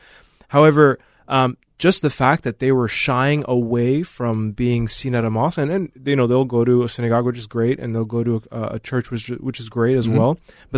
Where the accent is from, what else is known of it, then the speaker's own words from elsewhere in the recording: St. Paul, Minnesota, United States; now in Woodbury, United States; currently I live in Woodbury, but I grew up in St. Paul.